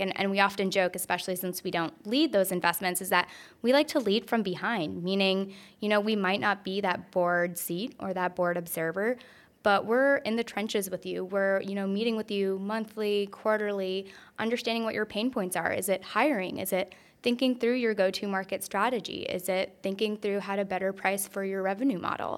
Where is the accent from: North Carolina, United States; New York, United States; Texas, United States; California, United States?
North Carolina, United States; I'm originally from North Carolina. I'm a very proud Tar Heel.